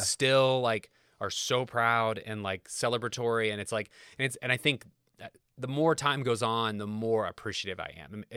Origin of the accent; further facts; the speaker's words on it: Kokomo, Indiana, United States; moved away as an adult; growing up in Kokomo